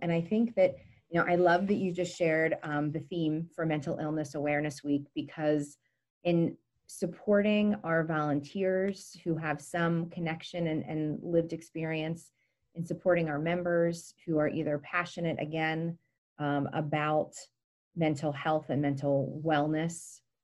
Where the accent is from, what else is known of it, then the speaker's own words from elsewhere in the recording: Gettysburg, Pennsylvania, United States; also born or lived in Montgomery County, Pennsylvania; I grew up in Gettysburg